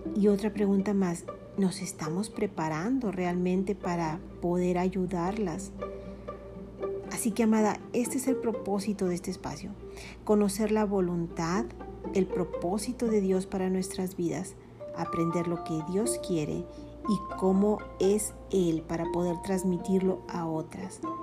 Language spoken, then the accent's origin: Spanish; Mexico; Soy mexicana